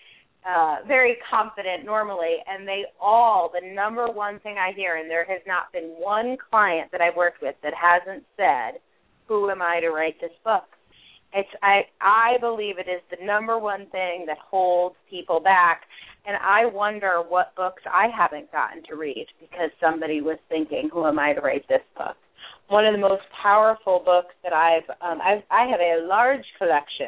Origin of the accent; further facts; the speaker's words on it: New England, United States; I'm from New England